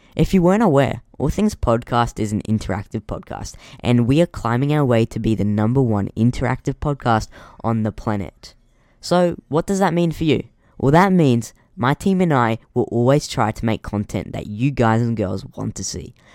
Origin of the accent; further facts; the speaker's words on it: Queensland, Australia; I am from Queensland